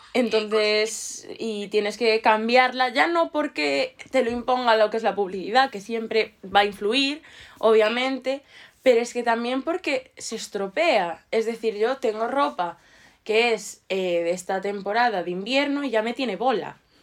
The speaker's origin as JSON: {"language": "Spanish", "town": "Ourense", "region": "Galicia", "country": "Spain", "said": "de donde yo soy, que es Orense, hace mucho frío"}